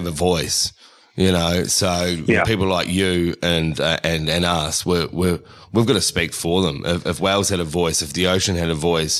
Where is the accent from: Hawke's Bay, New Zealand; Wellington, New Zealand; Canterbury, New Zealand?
Canterbury, New Zealand; Christchurch; moved away as an adult; now in Sydney, Australia; I was born in Christchurch. So, I've lived there for 20 years of my life before coming over to Australia.